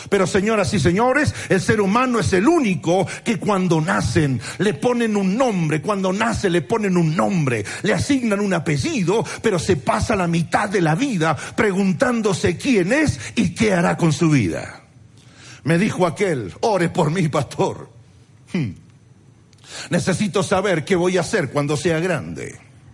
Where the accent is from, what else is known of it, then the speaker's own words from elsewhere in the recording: Argentina; soy argentino